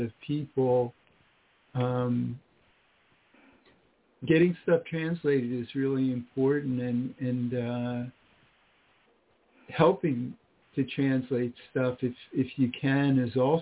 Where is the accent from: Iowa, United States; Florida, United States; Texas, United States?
Florida, United States; also born or lived in Washington, D.C. area; now in Pittsburgh, United States; I'm originally from Florida, but I live now